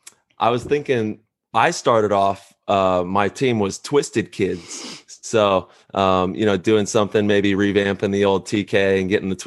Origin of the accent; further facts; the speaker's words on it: Modesto, California, United States; I was in the NorCal Valley in Modesto